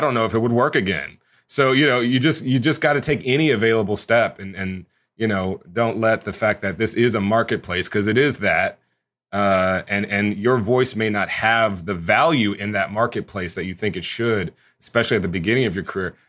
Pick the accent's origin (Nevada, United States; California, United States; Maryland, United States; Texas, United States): Texas, United States; Houston; I grew up in Houston, Texas